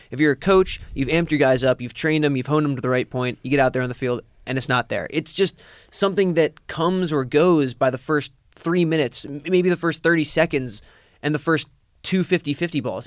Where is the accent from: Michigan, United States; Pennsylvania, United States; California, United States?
Pennsylvania, United States; Lancaster; my hometown of Lancaster, Pennsylvania